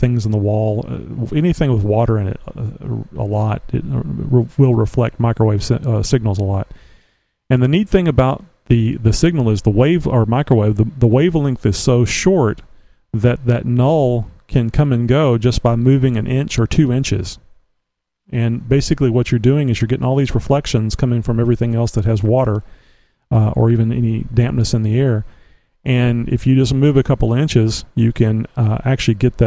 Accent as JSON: {"language": "English", "region": "Texas", "country": "United States", "said": "I'm from Texas."}